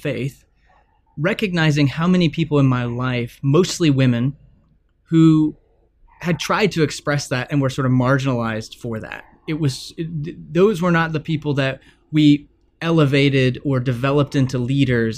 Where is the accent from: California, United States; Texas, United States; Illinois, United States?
Texas, United States; I grew up in Texas